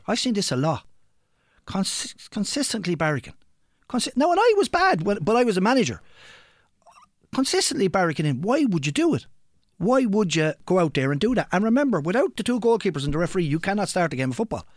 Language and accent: English; Ireland; we're Irish